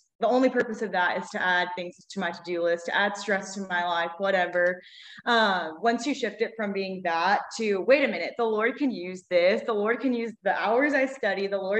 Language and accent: English; Baton Rouge, Louisiana, United States; I am obviously a twin. We're both from Baton Rouge, born and raised